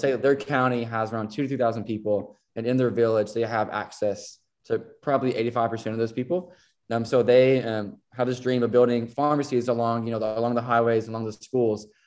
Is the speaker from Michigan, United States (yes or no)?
no; Elkton, Kentucky, United States; also born or lived in Tennessee; I am from a small town called Elkton, Kentucky. It's uh, Western Kentucky, right on the border of Tennessee. So growing up, um, I was born in Tennessee, but you know lived on the lived on the Kentucky side